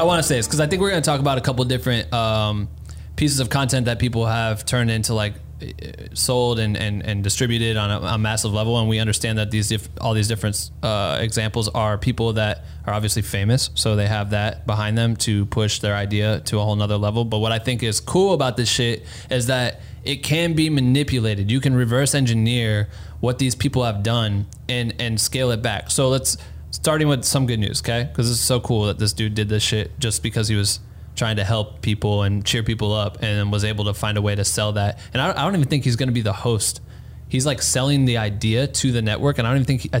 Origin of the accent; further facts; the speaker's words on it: Cedar Falls, Iowa, United States; moved away; I'm fucking from Cedar Falls, Iowa, where there's not shit going on